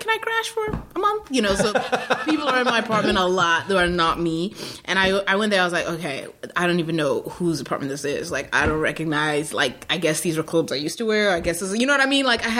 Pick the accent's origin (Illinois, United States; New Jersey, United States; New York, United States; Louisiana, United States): New York, United States; I'm a New Yorker, too